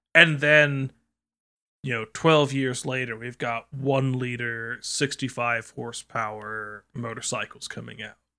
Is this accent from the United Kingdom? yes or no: yes; United Kingdom; as British citizens